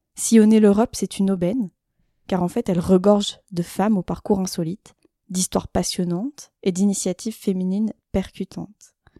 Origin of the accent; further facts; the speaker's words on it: Isère, near Grenoble, Auvergne-Rhône-Alpes, France; j'ai grandi en Isère, proche de Grenoble